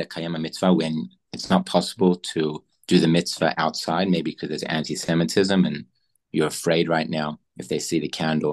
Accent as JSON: {"language": "English", "country": "Australia", "tie": "born or raised there", "moved": "yes", "lives_now": "Israel", "said": "growing up, I grew up in Australia"}